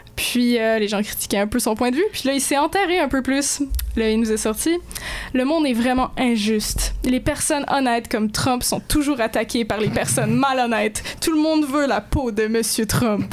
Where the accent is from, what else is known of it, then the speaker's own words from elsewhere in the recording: Moncton, New Brunswick, Canada; moved away; le district scolaire, je pars chez nous à Moncton, le district francophone